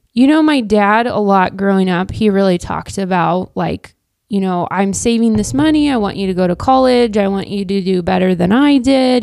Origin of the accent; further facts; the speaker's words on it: Wichita, Kansas, United States; moved away as an adult; now in Manhattan, United States; I grew up in Wichita, Kansas.